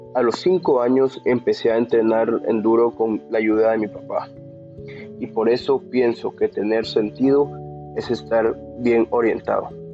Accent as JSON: {"language": "Spanish", "town": "San Lucas Sacatepéquez", "region": "Sacatepéquez", "country": "Guatemala", "said": "Soy de San Lucas, Zacatepeques"}